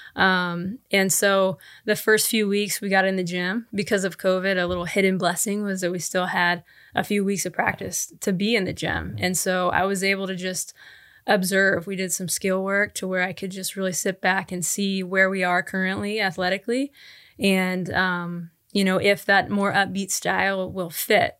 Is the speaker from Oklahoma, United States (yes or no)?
yes; Tulsa, Oklahoma, United States; moved away; I was born and raised in Tulsa, Oklahoma